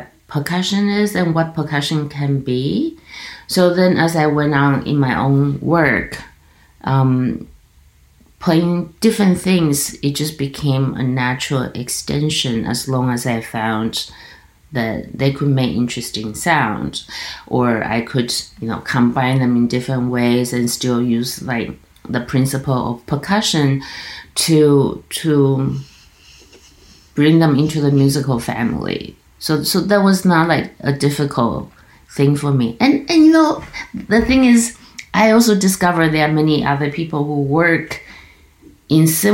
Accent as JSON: {"language": "English", "region": "Kaohsiung", "country": "Taiwan", "tie": "born or raised there", "moved": "yes", "lives_now": "Toronto, Canada", "said": "I come from this city called Kaohsiung, which is like in the south"}